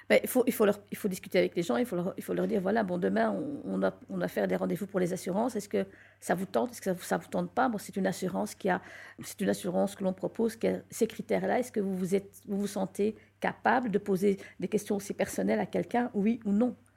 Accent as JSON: {"language": "French", "country": "Belgium", "tie": "born or raised there", "also_born_or_lived": "Morocco", "said": "ça fait longtemps que je vis en Belgique. Je suis née en Belgique, donc ça fait un certain temps que je suis là."}